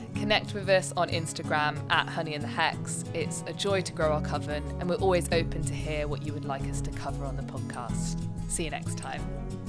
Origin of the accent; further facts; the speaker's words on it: Leicester, East Midlands, United Kingdom; we are from Leicester